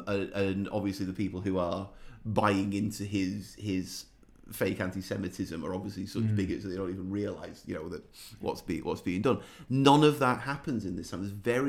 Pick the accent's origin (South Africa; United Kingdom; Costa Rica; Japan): United Kingdom; England; I'm English and I'm also 14 years old.